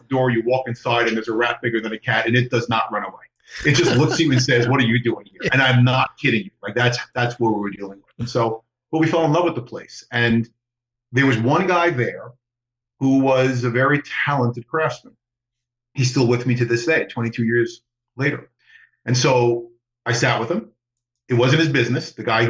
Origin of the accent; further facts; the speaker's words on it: New York, United States; which I never knew what that was as a New Yorker